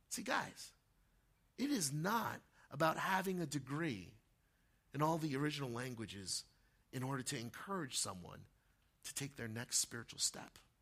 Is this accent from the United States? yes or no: yes; Montville, New Jersey, United States; Back when I was 12 years old, growing up in Montville, right, just up the street, Morris County